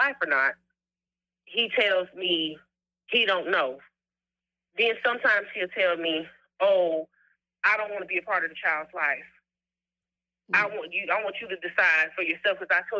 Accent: South Carolina, United States; I'm from South Carolina

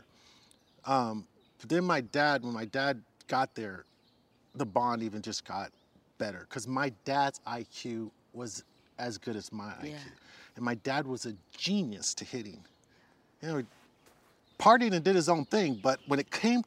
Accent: San Carlos, California, United States; I grew up in the Bay Area

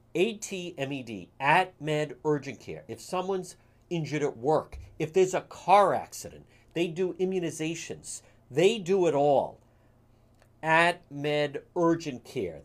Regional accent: Cranston, Rhode Island, United States; growing up in Cranston

